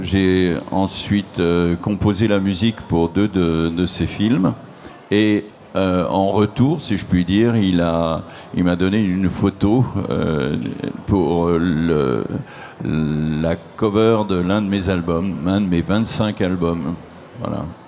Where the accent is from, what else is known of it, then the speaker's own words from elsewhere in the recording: Nancy, Grand Est, France; je suis originaire, moi, de Nancy